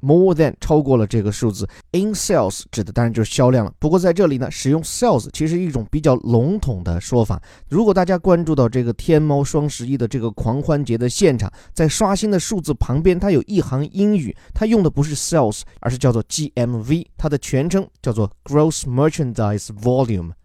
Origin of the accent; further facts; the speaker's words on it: China; 我们中国人喜欢叫零点